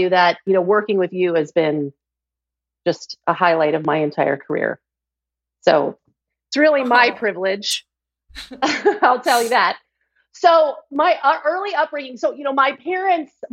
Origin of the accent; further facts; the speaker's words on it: Georgia, United States; I grew up in Georgia